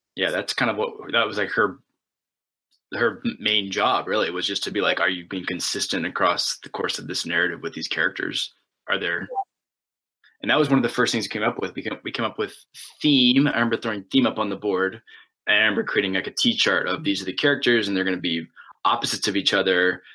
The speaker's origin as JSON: {"language": "English", "country": "United States", "said": "I'm an American, and I live in a, an open democracy"}